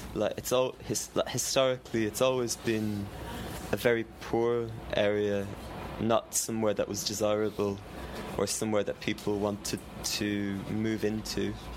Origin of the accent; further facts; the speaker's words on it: Ireland; now in London, United Kingdom; I'm from Ireland, and I'm used to. I was used to growing food and gardening